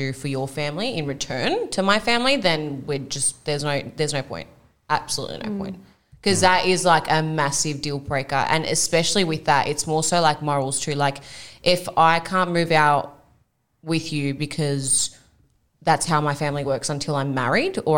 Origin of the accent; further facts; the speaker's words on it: Iraq; we're from Iraq